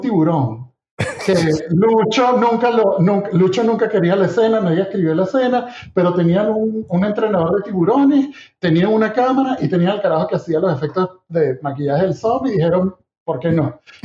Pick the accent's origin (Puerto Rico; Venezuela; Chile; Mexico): Venezuela; moved away; nosotros venimos de Venezuela